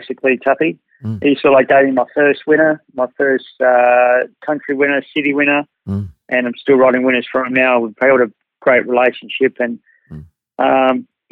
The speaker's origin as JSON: {"language": "English", "town": "Adelaide", "region": "South Australia", "country": "Australia", "tie": "born or raised there", "also_born_or_lived": "Macau / Queensland", "said": "I'm a Glenelg boy. I come from Adelaide."}